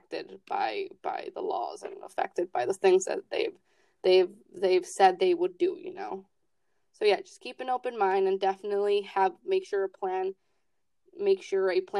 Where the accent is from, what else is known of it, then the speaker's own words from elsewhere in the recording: Chicago, Illinois, United States; I'm from Chicago. I come from a Latino-based community